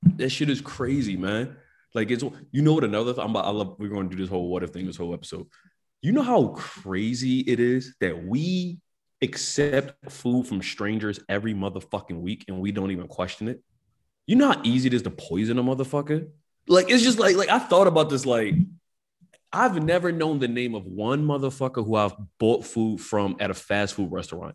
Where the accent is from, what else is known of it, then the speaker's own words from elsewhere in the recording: Philadelphia, Pennsylvania, United States; growing up in North Philadelphia my whole life